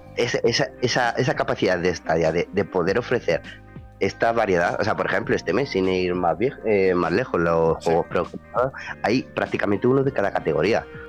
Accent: Madrid, Community of Madrid, Spain; soy de Madrid

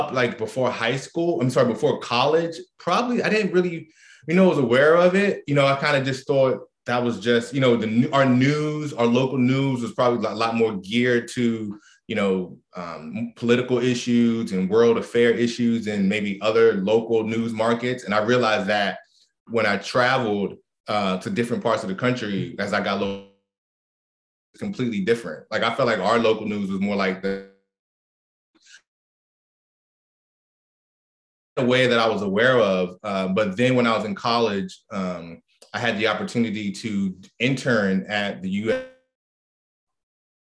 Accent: Prince George's County, Maryland, United States; also born or lived in Washington, D.C.; I was born in Washington, D.C., and I grew up in Maryland, in the suburbs of Washington, D.C., most of my life.

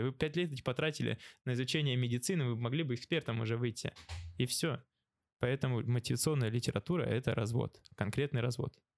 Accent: Novosibirsk, Novosibirsk Oblast, Russia; now in Australia; я сам из Новосибирска

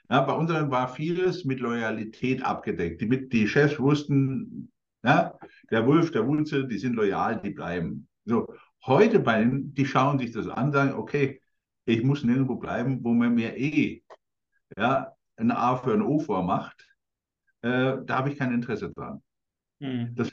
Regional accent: Coburg, Bavaria, Germany; großes Unternehmen in Coburg, meiner Heimatstadt

